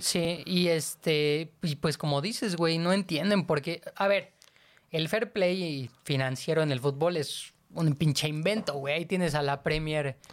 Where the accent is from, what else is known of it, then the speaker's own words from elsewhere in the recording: Mexico City, Mexico; nosotros somos de la Ciudad de México